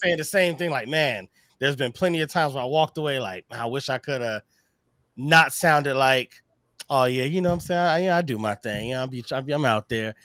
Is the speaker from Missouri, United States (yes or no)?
yes; Missouri, United States; we're both from Missouri